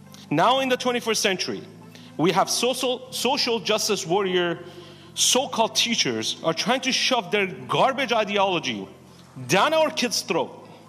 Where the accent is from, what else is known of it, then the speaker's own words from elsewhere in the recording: Iran; now in United States; I grew up in Iran as a Christian.